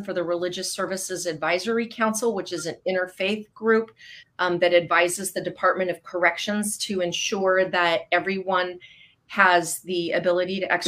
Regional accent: Southern California, United States; now in Newberg, United States; I am originally from Southern California

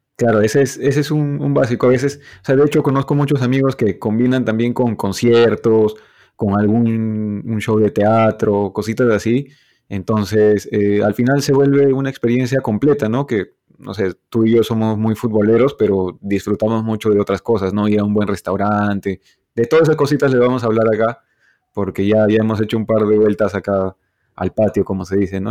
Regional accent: Cusco, Peru; yo soy cusqueño

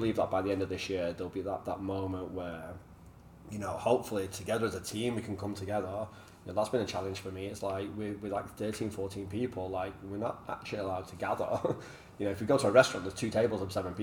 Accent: Manchester, North West England, United Kingdom; moved away; I'm from Manchester. Like, we fight probably a bit too much

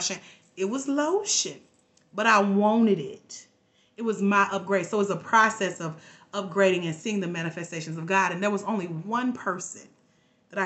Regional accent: Georgia, United States; I'm from Georgia.

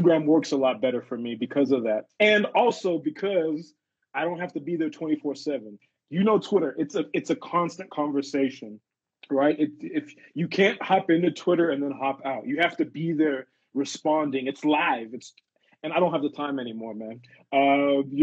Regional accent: Zimbabwe; moved away; also born or lived in South Africa; I'm originally from Zim, and we started Twimbos up in Zim

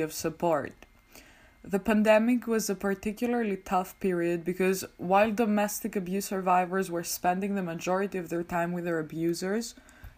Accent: Greece; moved away as an adult; now in Amsterdam, Netherlands; I am originally from Greece, but I'm currently doing my master's in political communication at the University of Amsterdam.

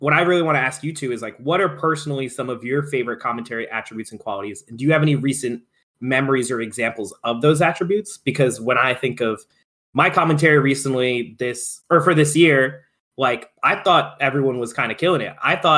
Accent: New York City, New York, United States; New Yorkers are very self-patting on the back about how cool we are.

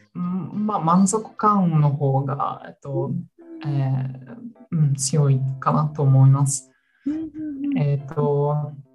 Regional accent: New Zealand; Japanese is a second language; moved away as an adult; now in Melbourne, Australia; ニュージーランド出身ですが、この6年間、メルボンに住んでいて

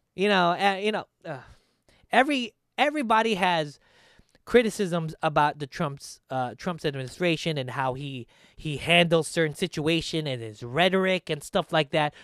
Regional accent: Philippines; as a Filipino

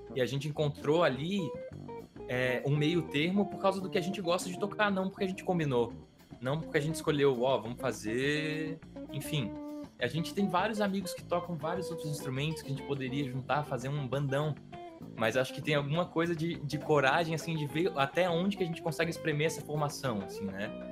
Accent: Brazil; a gente é brasileiro

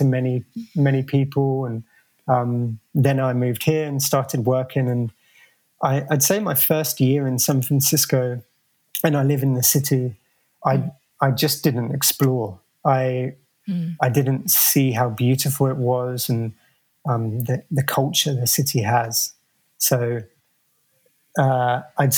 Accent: London, United Kingdom; moved away as an adult; now in United States; as a kid growing up in London

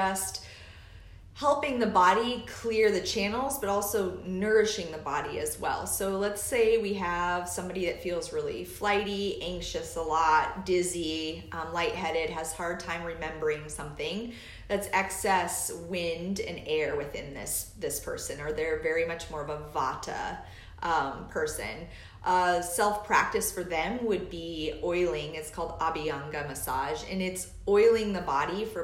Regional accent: Alaska, United States; now in Indiana, United States; I am from Alaska, and I moseyed my way to the Midwest

